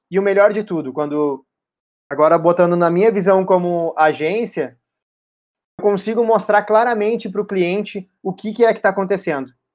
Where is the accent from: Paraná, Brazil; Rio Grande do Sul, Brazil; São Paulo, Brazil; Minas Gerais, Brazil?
Rio Grande do Sul, Brazil; Porto Alegre; nós somos de Porto Alegre